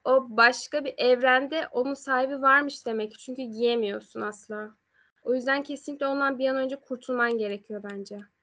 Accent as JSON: {"language": "Turkish", "region": "Aegean Region", "country": "Turkey", "said": "Biz Egeliyiz ve biz e, Ege'nin has yörüklerindeniz."}